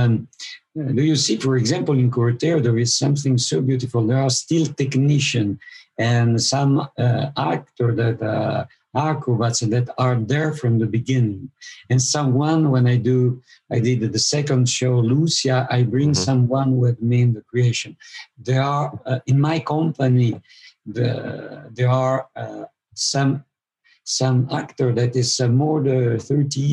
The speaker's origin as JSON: {"language": "English", "area": "Italian part of Switzerland", "region": "Italian-speaking Switzerland", "country": "Switzerland", "also_born_or_lived": "Mexico", "said": "I am from Switzerland, but from the Italian part of Switzerland."}